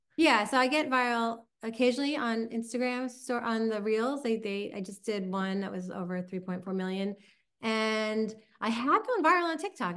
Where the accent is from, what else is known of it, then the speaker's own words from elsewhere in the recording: Long Island, New York, United States; accent: Long Island; my Long Island accent